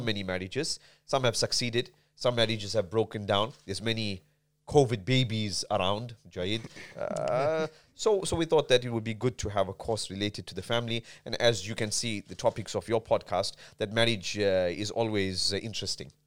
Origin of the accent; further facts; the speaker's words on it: South Africa; moved away; also born or lived in Medina; I'm born and bred in South Africa